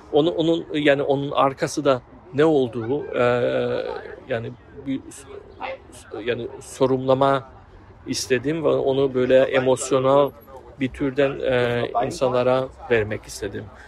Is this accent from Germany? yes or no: yes; Offenbach, Hesse, Germany; Turkish is a second language; moved away as an adult; also born or lived in Frankfurt; now in Berlin, Germany; önceden Offenbach e, şehirde doğdum ve büyüdüm